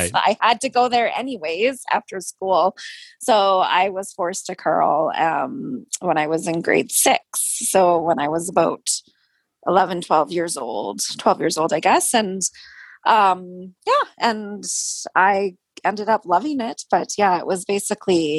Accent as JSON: {"language": "English", "town": "Yellowknife", "region": "Northwest Territories", "country": "Canada", "tie": "born or raised there", "said": "I'm from Yellowknife, Northwest Territories. I live here. I was born and raised"}